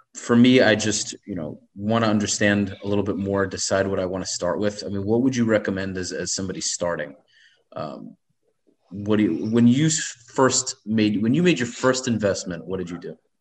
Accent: New York City, New York, United States; moved away; I grew up in Brooklyn most of my life

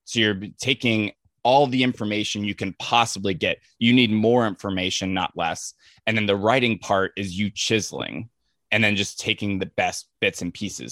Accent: Ventura County, Southern California, United States; I grew up in Southern California, just like the, you know, the suburbs of L A, like Ventura County area

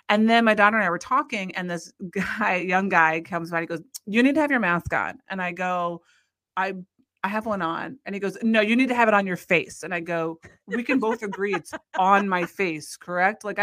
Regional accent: Iowa, United States; hockey is really big in our life just because we're from Iowa

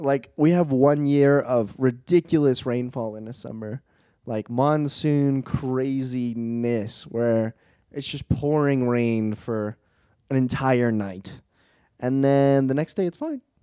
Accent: East Coast, United States; moved away; I'm an East Coast boy. East Coast is my home.

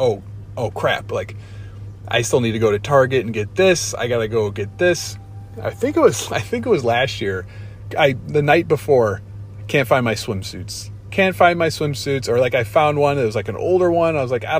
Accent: Chicago, Illinois, United States; I'm from Chicago

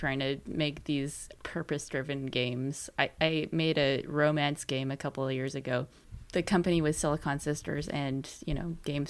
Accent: Canada; We're Canadian, by the way, if you couldn't tell.

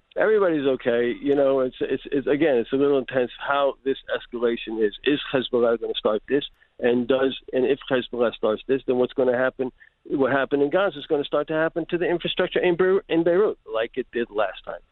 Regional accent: Montgomery County, Maryland, United States; I grew up in Montgomery County, and exactly where there's some stuff going on at Blair High School

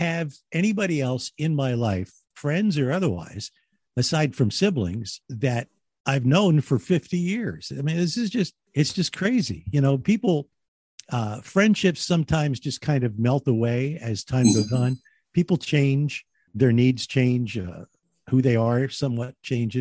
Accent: Philadelphia, Pennsylvania, United States; I was born in Philly.

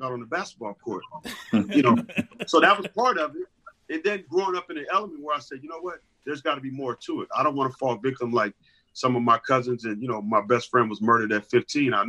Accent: Los Angeles, California, United States; growing up in Los Angeles at that time

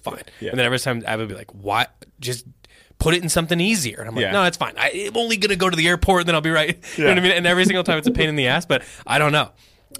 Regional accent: Indiana, United States; I'm from Indiana, pal.

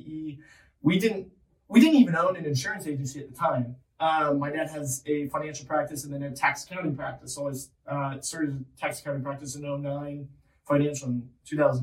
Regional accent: Pendleton, Indiana, United States; also born or lived in Cedar Rapids, Iowa; I grew up in Pendleton, Indiana. Actually, originally from Cedar Rapids, Iowa, moved out to Pendleton in 2004. I was 8 years old

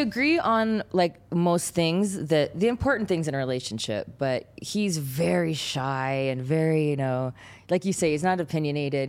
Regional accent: San Gabriel Valley, California, United States; also born or lived in Pasadena, California / Canada; I grew up in San Gabriel, Valley in California

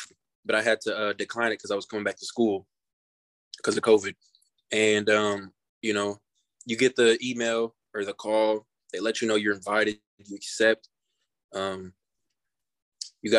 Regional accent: Kansas City, Missouri, United States; I grew up in Kansas City, so I'm a Chiefs fan by default, really.

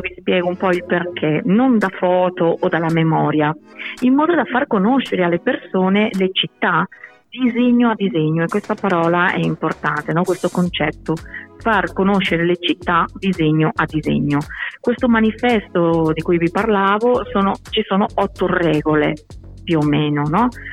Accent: Barcelona, Catalonia, Spain; Italian is a second language; moved away as an adult; now in Bologna, Italy; io sono di Barcellona

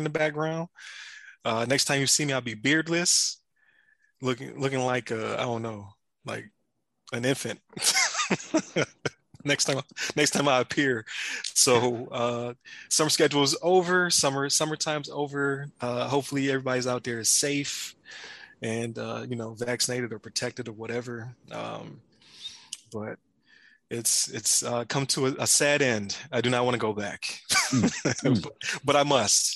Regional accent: Buffalo, New York, United States; I'm from Buffalo

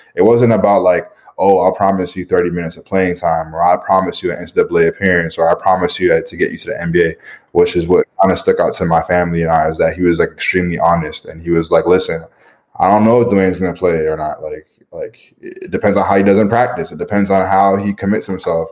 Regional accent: Canada; moved away; being Canadian

